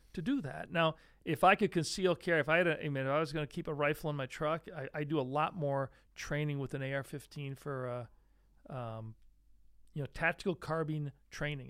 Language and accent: English; Great Lakes, United States; now in Syracuse area, New York, United States; I grew up right near the Great Lakes.